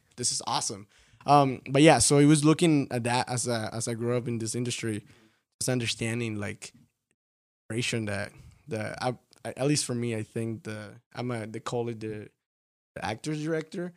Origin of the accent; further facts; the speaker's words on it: Tampico, Tamaulipas, Mexico; now in Las Vegas, United States; I'm actually from Tampico